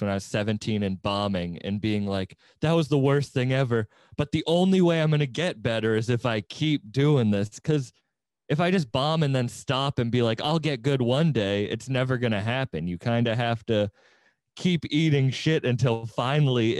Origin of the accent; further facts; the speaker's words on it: Chatham, Massachusetts, United States; I grew up in Chatham too